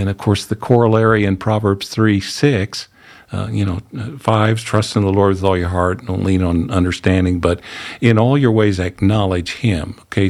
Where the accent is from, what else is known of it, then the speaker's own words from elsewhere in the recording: Missouri, United States; I mean, I'm from the Ozarks in Missouri, okay? I spent more time barefooted growing up than I did with shoes on.